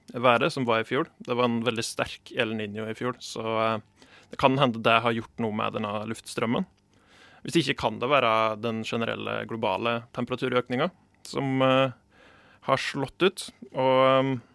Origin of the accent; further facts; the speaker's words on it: Gudbrandsdalen, Innlandet, Norway; God gammeldags gudbrandsdøl